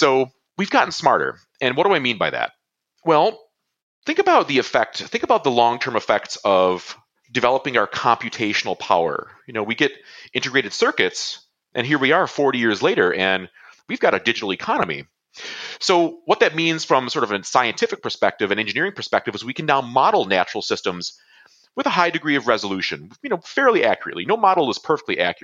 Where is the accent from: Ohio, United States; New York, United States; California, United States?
New York, United States; Buffalo; my hometown, from Buffalo